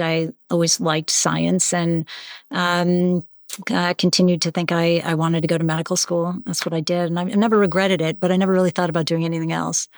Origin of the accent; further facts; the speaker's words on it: Western Springs, Illinois, United States; now in Boston, United States; I'm originally from Chicago. I grew up in one of the small suburbs outside of Chicago